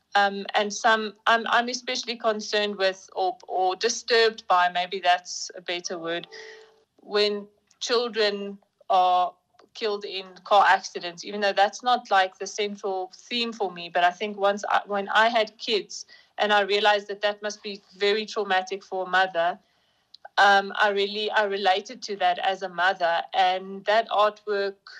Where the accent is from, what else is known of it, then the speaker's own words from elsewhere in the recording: Bloemfontein, Free State, South Africa; I'm from Bloemfontein. I matriculated here in Bloemfontein at St Michael's School for Girls